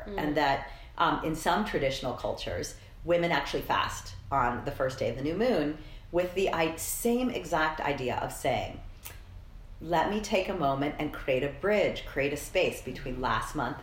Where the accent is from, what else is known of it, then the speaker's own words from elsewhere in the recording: Colorado, United States; I'm from Colorado